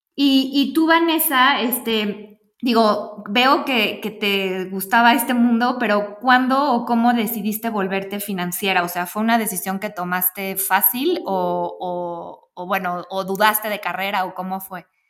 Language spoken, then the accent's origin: Spanish; Guadalajara, Jalisco, Mexico; moved away as an adult; now in Mexico City, Mexico; yo soy de Guadalajara